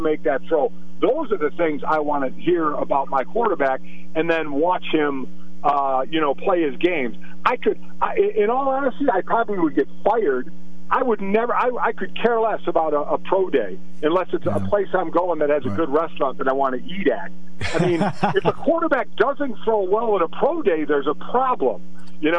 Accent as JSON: {"language": "English", "town": "Cleveland", "region": "Ohio", "country": "United States", "tie": "born or raised there", "moved": "yes", "said": "It's my hometown"}